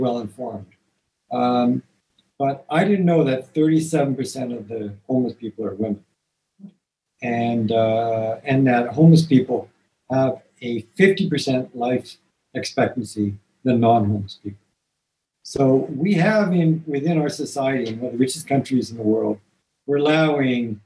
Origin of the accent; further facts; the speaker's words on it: Toronto, Ontario, Canada; I grew up in Toronto